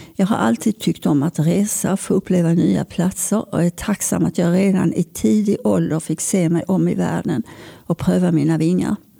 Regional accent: Malmö, Skåne, Sweden; När jag föddes bodde vi i Limhamn

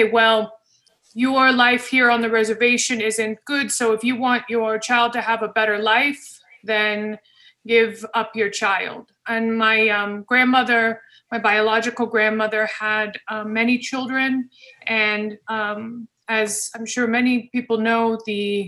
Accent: Colorado, United States; I was born in Colorado

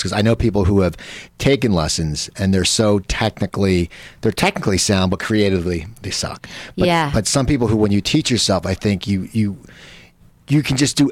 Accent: Cherry Hill, New Jersey, United States; now in Los Angeles, United States; we grew up outside Philadelphia in Cherry Hill, New Jersey

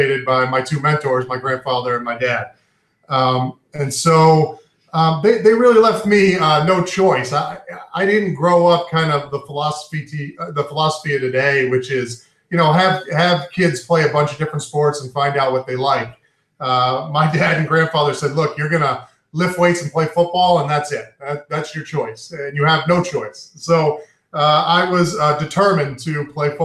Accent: New York, United States; also born or lived in Maine; now in Central Maine, United States; I'm from New York originally. My family's from New York.

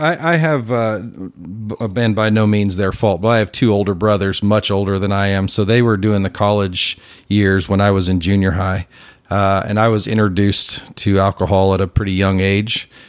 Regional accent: Plano, Texas, United States; also born or lived in McKinney, Texas; I grew up in Plano

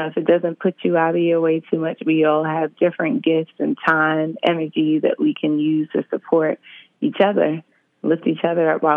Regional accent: New York City, New York, United States; also born or lived in Brooklyn, New York; I'm calling in from Brooklyn, originally hailing from Queens

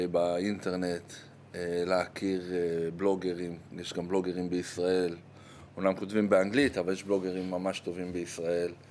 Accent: Jerusalem, Jerusalem District, Israel; also born or lived in Golan Heights / United States / Tel Aviv; אה, נולדתי באמת ברמת הגולן, אחרי זה חזרנו לירושלים, היה לי שנה בארצות הברית, הרבה שנים בתל אביב.

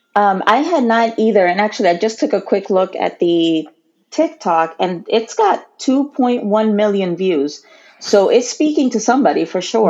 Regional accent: Puerto Rico; I consider myself Puerto Rican. I was born and raised uh, there

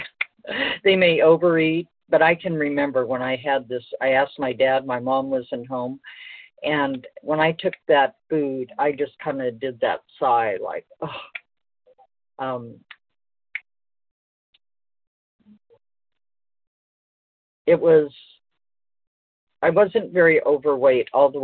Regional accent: Los Angeles, California, United States; I was born in Los Angeles

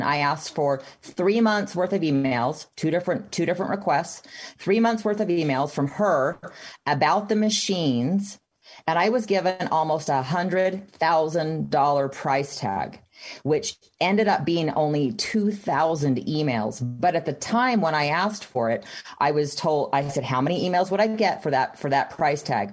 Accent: Texas, United States; now in Utah, United States; I grew up in Texas

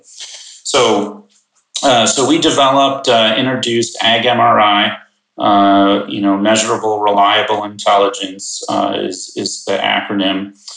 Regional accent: Chicagoland suburbs, Illinois, United States; I grew up in the Chicagoland suburbs

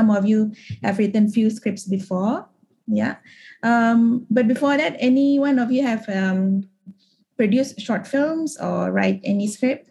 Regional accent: Sabah, Malaysia; moved away; also born or lived in Kuala Lumpur; I grew up in Sabah and I'm also Kadazan

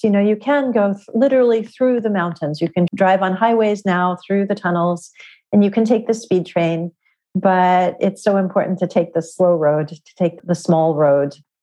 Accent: California, United States; moved away; Originally growing up in California

